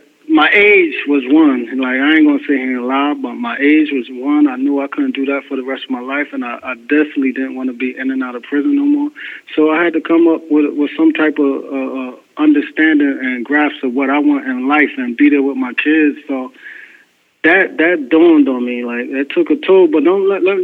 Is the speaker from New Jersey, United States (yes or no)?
yes; East Orange, New Jersey, United States; as a kid, I grew up in East Orange, New Jersey